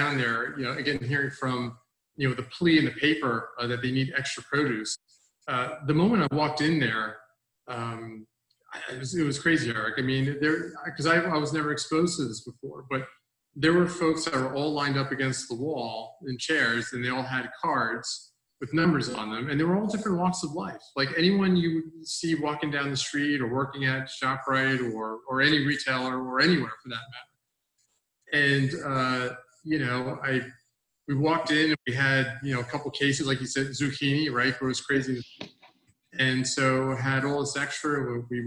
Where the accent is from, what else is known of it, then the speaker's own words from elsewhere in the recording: Bergen County, New Jersey, United States; moved away as an adult; now in Hunterdon County, United States; I grew up in Bergen County